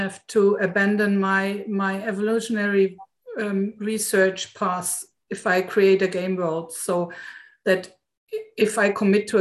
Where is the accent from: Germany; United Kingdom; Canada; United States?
Germany; Southern Germany; I'm coming from Southern Germany